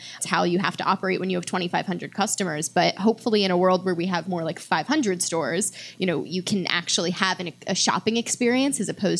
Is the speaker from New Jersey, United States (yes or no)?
yes; New Jersey, United States; now in Massachusetts, United States; I grew up in New Jersey